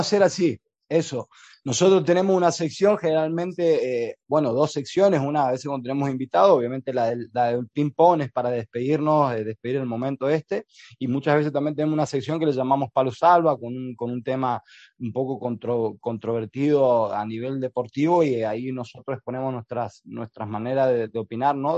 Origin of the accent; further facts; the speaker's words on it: Chaco, Argentina; moved away; also born or lived in Almería; soy argentino, chaqueño